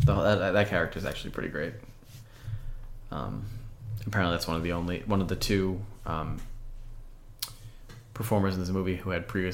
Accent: United States; as an American watching a movie

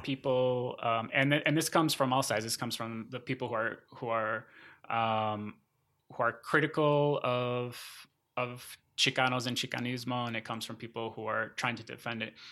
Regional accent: Minnesota, United States; moved away as an adult; also born or lived in Florida / Sonora, Mexico / Syracuse, New York / Arizona; Minnesota, which is where my family moved when I was eight

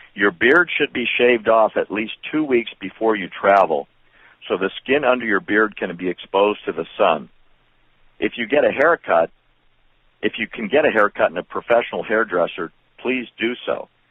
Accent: Chicago, Illinois, United States; I was born in Chicago

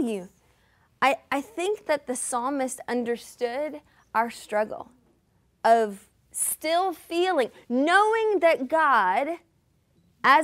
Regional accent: Lincolnton, Georgia, United States; moved away as an adult; also born or lived in Pacific Northwest; now in Tacoma, United States; I remember bringing some of my college friends home to my little small town in Georgia

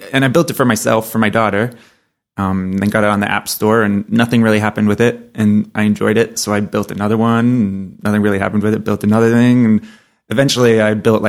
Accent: New Hampshire, United States; I'm from New Hampshire.

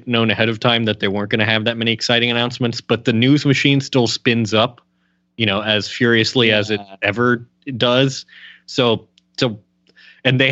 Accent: Cincinnati, Ohio, United States; I've got the NPR station of my hometown, which was a classical station

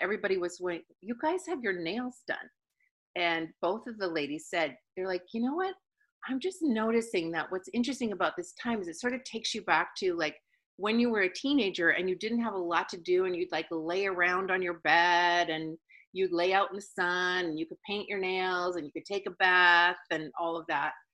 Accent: Canada; I'm from Canada, and so I was frozen half of my life

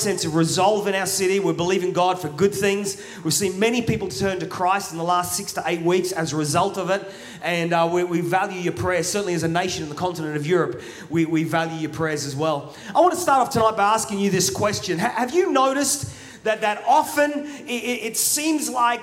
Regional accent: Australia; accent: Australian; also born or lived in England; now in Manchester, United Kingdom; My accent is Australian, even though I was born in England. I moved to Australia when I was 2. So my accent's Australian.

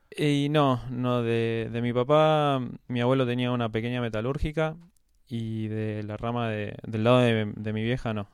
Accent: Quilmes, Buenos Aires Province, Argentina; now in Buenos Aires, Argentina; casi toda mi infancia y mi adolescencia la hice en Quilmes. Ahora vivo en Capital, ahora cuatro o cinco años pero pasé toda mi vida en Quilmes

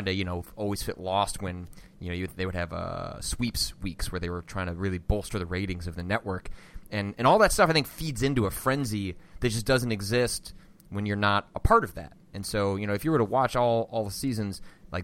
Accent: northwest suburbs of Chicago, Illinois, United States; I'm from the northwest suburbs of Chicago

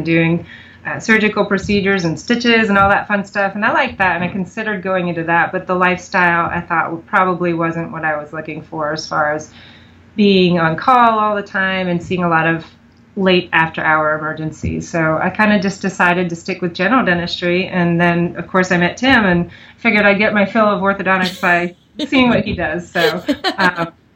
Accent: Pennsylvania, United States; moved away as an adult; now in Mount Pleasant, United States; I didn't grow up here. I grew up in Pennsylvania

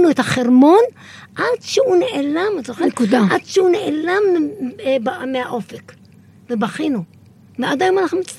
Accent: Kiryat Shmona, Northern District, Israel; אני זוכרת שקריית שמונה היו השיכונים שאנחנו גדלנו בהם, והיו וילות, קוטג'ים.

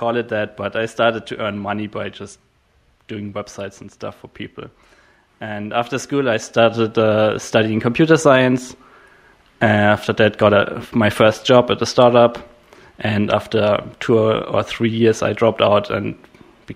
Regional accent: Germany; I'm from Germany

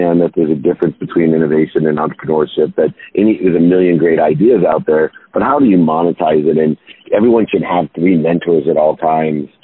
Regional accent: Akron, Ohio, United States; moved away; I grew up in Akron, Ohio, a single mom, not connected

